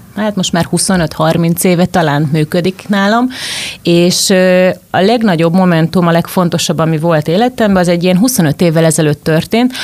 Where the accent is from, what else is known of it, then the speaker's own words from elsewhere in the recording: Zala, Hungary; moved away; also born or lived in Budapest; Zalába, ahol felnőttem